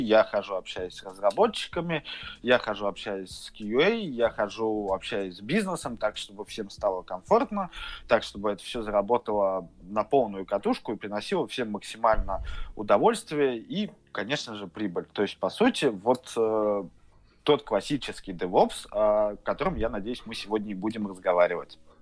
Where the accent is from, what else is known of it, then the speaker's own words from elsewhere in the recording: Saint Petersburg, Russia; я из Питера